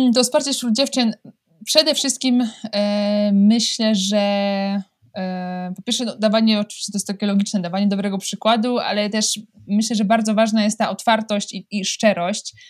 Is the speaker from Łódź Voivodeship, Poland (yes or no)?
yes; Łódź, Łódź Voivodeship, Poland; moved away as an adult; also born or lived in France / Vercorin, Switzerland; now in Switzerland; jestem z Łodzi